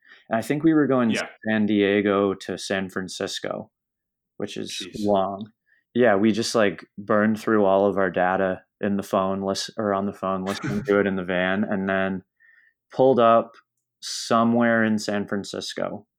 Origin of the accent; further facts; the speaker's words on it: Canada; now in Toronto, Canada; I'm from Canada.